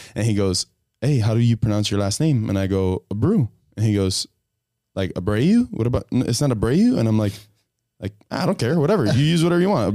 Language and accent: English; Hialeah, Florida, United States; I'm from Hialeah